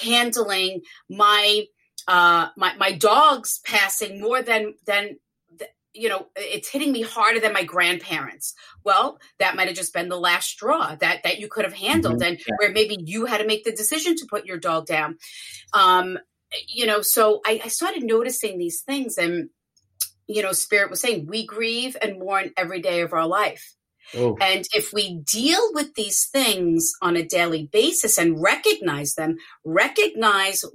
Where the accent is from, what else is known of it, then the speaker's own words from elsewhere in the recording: New York, United States; I'm from New York